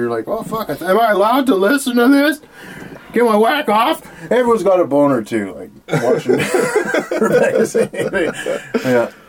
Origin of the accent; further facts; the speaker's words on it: northern British Columbia, Canada; moved away; also born or lived in Calgary; No, I'm from, like, northern BC.